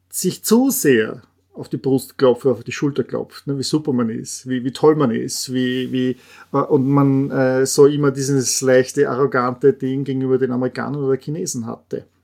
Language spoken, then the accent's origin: German; Austria; Äh, ich als Österreicher sage auch Porsche Pierce sind eine österreichische Familie